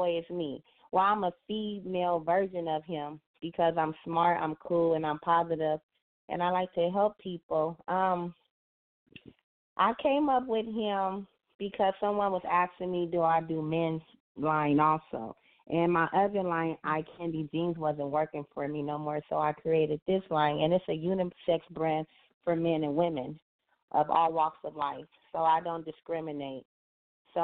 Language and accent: English; Los Angeles, California, United States; owner of Nerd Boy Clothing. I'm from Los Angeles